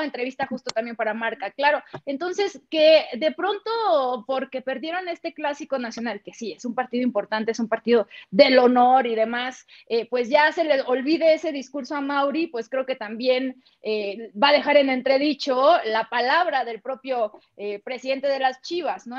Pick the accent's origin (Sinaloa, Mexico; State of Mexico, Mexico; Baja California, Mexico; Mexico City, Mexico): Sinaloa, Mexico; Yo soy de Sinaloa